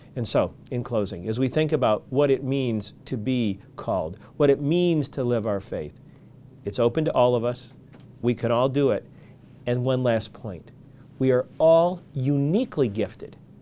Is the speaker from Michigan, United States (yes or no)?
yes; Michigan, United States; I grew up in Michigan